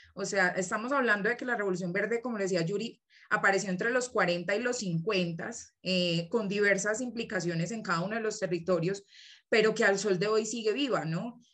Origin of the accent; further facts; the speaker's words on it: Colombia; moved away as an adult; now in Mexico City, Mexico; Vengo de Colombia, actualmente estoy viviendo aquí en la Ciudad de México por cuestiones de estudio